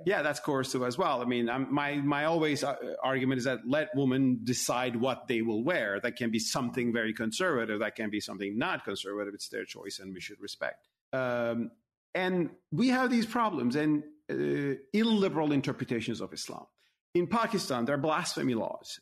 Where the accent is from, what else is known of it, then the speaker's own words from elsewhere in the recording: Turkey; moved away; as a Muslim myself, in my home country, Turkey